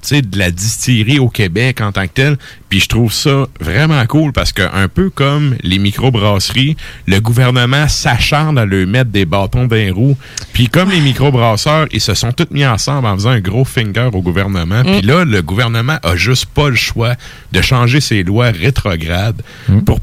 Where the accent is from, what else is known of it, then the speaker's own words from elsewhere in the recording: Belgium; Et quand le towing est arrivé, on a dit bonjour, on est Belge. C'est pas ma faute, je suis Belge.